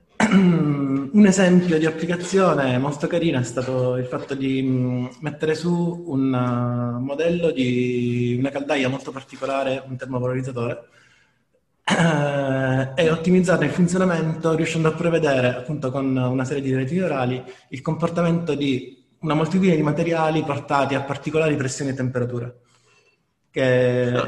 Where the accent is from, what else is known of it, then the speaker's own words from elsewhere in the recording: Apulia, Italy; da noi in Puglia